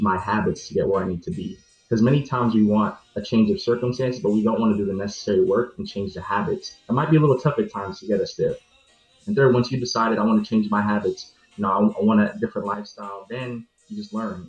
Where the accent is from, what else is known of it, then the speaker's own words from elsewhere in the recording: New York, United States; born and raised in New York, and I have a Caribbean uh, background as well.